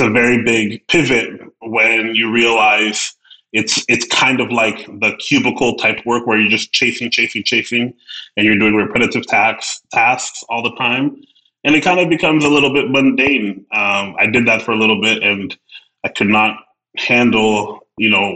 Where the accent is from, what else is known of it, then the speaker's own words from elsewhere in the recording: Edmonton, Alberta, Canada; now in Ontario, Canada; as more of a city person, even though I'm from Edmonton